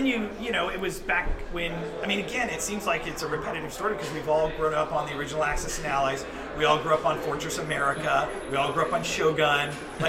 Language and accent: English; Burlingame, California, United States; I grew up in Burlingame, actually. Right here in San Francisco.